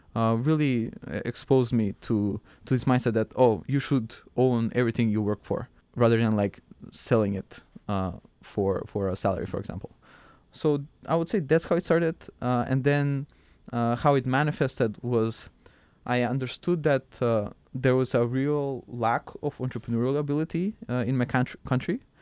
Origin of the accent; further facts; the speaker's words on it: Skopje, North Macedonia; moved away; also born or lived in Struga, North Macedonia; I'm from Macedonia and currently it's called North Macedonia. I was born in a small town called Struga and I lived with my family there